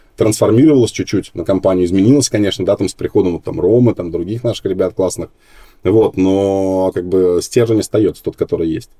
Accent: Minsk, Belarus; now in Moscow, Russia; я родился вообще не в Москве, а в Минске

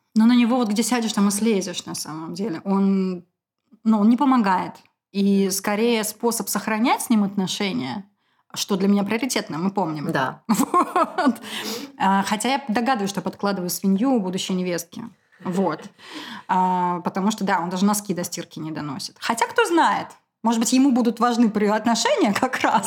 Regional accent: Moscow, Russia; я москвичка. Потомственная

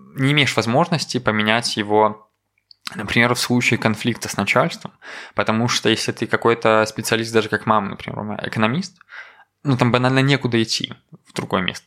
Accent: Koziki, Belarus; now in Minsk, Belarus; я на хуторе родился, там прям ну, буквально лес. И мне очень нравится мое детство просто

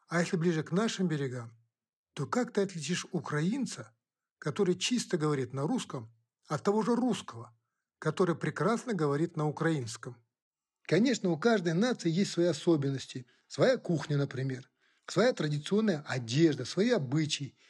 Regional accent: Kazakhstan; first language Kazakh; Russian is a second language; Я сам казах

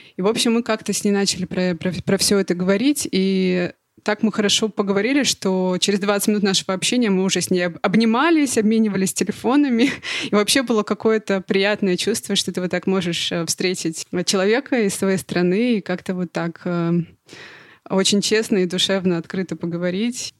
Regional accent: Russia; moved away; I'm from Russia

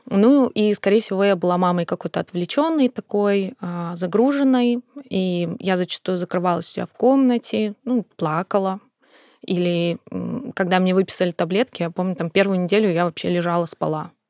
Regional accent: North Caucasus, Russia; born there; Я сама родилась на Кавказе. И для Кавказа это абсолютно нормальная история.

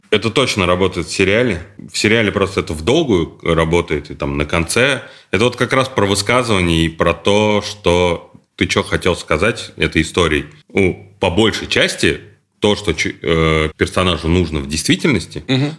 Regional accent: Kazan, Tatarstan, Russia; мы из Казани, и там вот этот вот гопнический сленг очень был э, распространен

